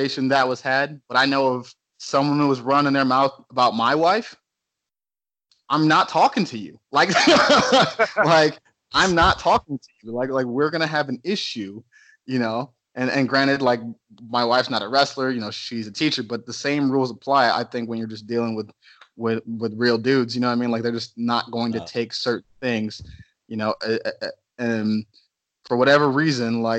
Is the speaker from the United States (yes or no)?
yes; Cleveland, Ohio, United States; now in Texas, United States; Growing up in Cleveland, especially on the east side, is not easy.